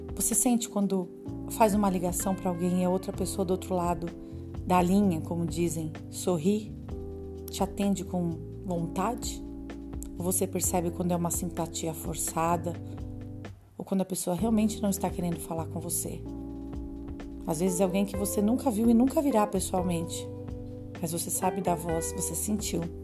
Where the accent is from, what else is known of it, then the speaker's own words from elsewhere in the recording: São Paulo, Brazil; Eu sou paulistana, moro na capital de São Paulo